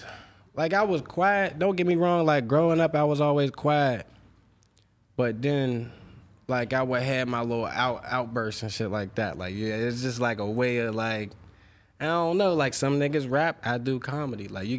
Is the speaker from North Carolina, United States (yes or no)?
no; Pittsburgh, Pennsylvania, United States; I mean, I grew up on the Hill District. It's kind of rough. Chauncey Drive, to be specific. Shout out to everybody up Chauncey. It's projects.